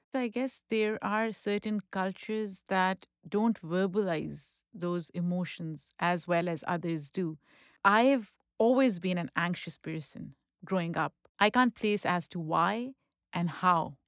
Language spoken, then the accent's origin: English; Pakistan; moved away; I grew up in Pakistan